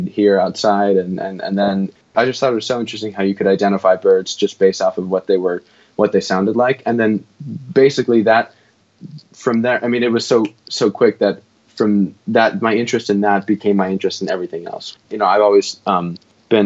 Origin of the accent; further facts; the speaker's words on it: Altadena, California, United States; I'm from Altadena, California